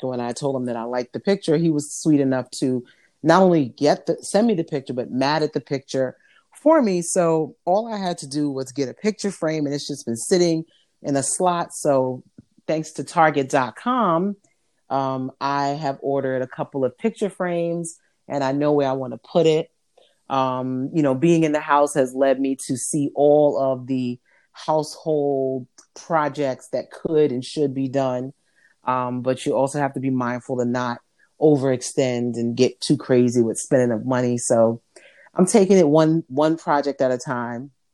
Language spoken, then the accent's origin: English; New York, United States; I'm from New York